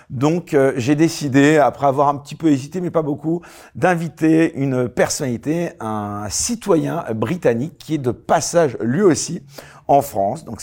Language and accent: French; Oran, Oran Province, Algeria; moved away as an adult; also born or lived in Switzerland; now in United Kingdom; Je suis né à Oran en Algérie.